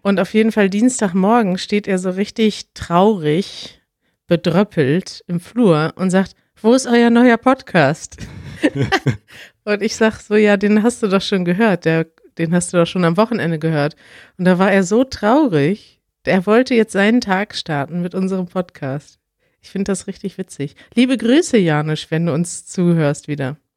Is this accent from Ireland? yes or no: no; Connecticut, United States; German is a second language; Ich komme aus Connecticut in den USA